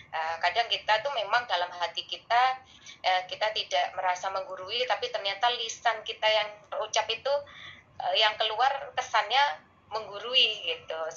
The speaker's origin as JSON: {"language": "Indonesian", "region": "East Java", "country": "Indonesia", "said": "Misalnya kayak saya orang Jawa Timur tuh, ya udah kita ngomongnya nggak usah bahasa Indonesia."}